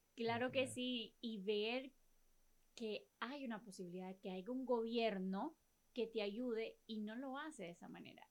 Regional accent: La Ceiba, Atlántida, Honduras; como seibeños, como hondureños

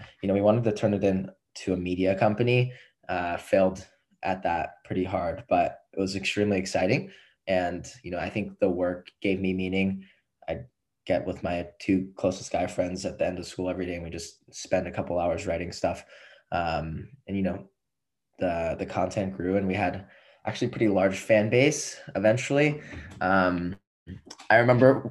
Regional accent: Los Angeles, California, United States; moved away as an adult; now in Boston, United States; I am 22 from Los Angeles, California

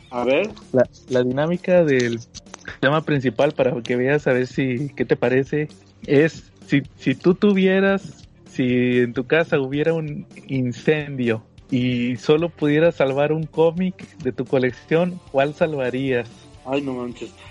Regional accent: Mexico; como buen mexicano.

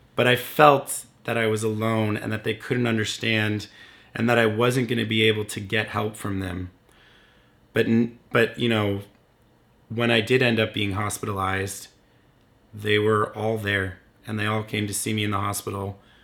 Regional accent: Windsor, Ontario, Canada; my hometown of Windsor, Ontario, Canada

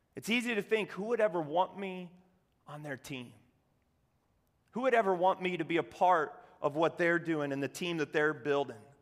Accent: Cozad, Nebraska, United States; I grew up in Cozad, Nebraska, home of the haymakers.

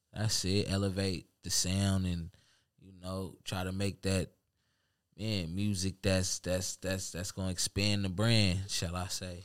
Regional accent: Seattle, Washington, United States; now in Tacoma, United States; I'm from the town

